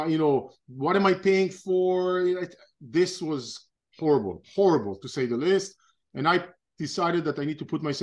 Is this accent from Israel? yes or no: yes; Israel; moved away as an adult; now in United States; I'm originally from Israel. I was born and raised in Israel, grew up in Israel